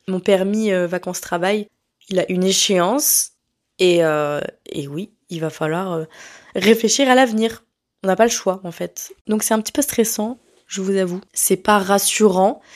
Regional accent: France; moved away as an adult; now in Montreal, Canada

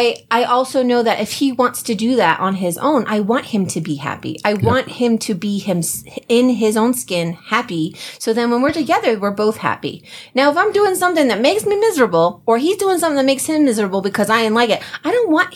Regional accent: New Jersey, United States; we're from Jersey.

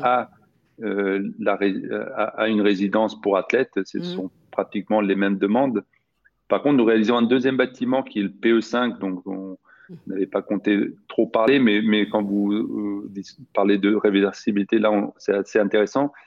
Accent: Sweden; moved away; j'ai grandi en Suède

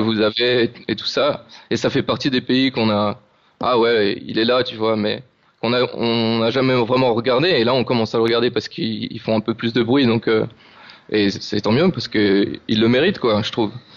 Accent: France; now in Madeira, Portugal; on est français

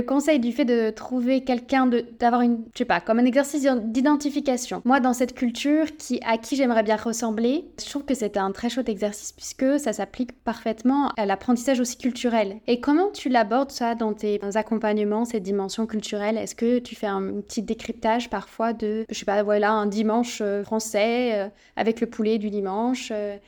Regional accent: France; on est beaucoup de Français

